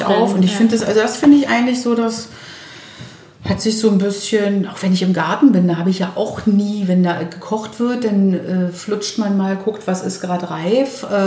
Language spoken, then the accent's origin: German; Berlin, Germany; Berlinerin zu sagen, ich muss mir das selber sagen, alles, alles wird gut.